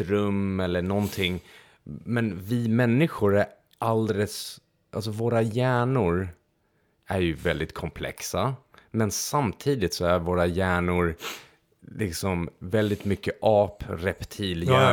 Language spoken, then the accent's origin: Swedish; Transylvania, Romania; Swedish is a second language; moved away; jag föddes i Transylvanien